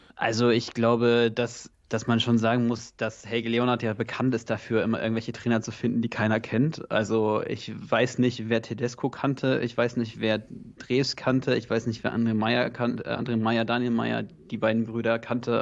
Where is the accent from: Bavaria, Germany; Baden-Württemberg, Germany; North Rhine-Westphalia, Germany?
North Rhine-Westphalia, Germany; now in Potsdam, Germany; ich komme ursprünglich sogar aus NRW